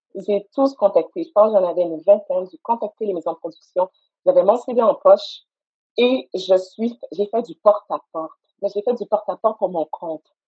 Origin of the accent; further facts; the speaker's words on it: Montreal, Quebec, Canada; j'étais assise dans le sous-sol de mes parents à Saint-Michel, j'ai grandi à Saint-Michel